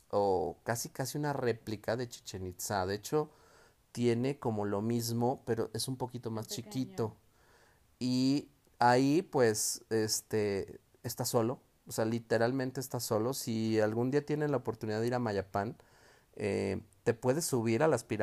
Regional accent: León, Guanajuato, Mexico; Nosotros somos de Guanajuato, eh, tenemos aquí San Miguel de Allende, tenemos Guanajuato, incluso aquí en León el centro pues también es muy colonial

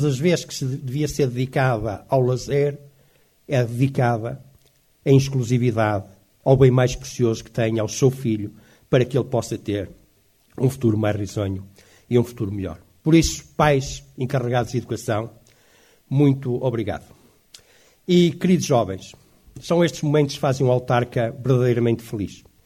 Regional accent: Cinfães, Viseu, Portugal; sou de Sinfãs e tenho muita honra e muito orgulho em sê-lo.

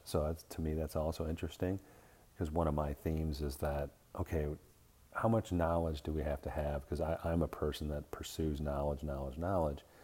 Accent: Midwest, United States; now in Arizona, United States; I'm Irish background from the Midwest

